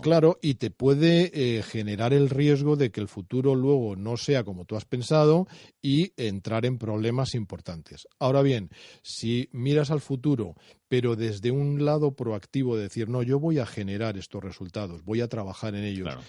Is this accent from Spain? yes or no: yes; Spain; Estamos en una sociedad como la española que es apasionada por naturaleza